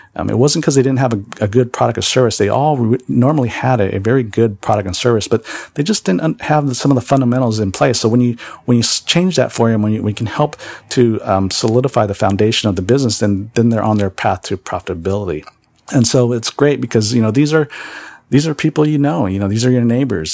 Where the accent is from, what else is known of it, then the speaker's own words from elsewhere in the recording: San Jose, California, United States; also born or lived in Kohala, Hawaii; I really did my growing up years really in San Jose, California. Um, that's where I grew up